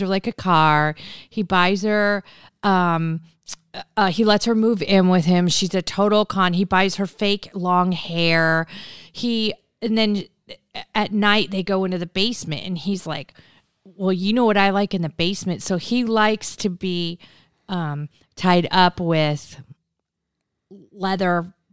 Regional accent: Newport Beach, California, United States; I'm from Newport Beach.

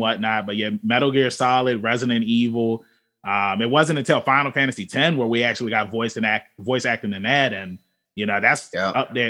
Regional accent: Virginia, United States; we're all from Virginia

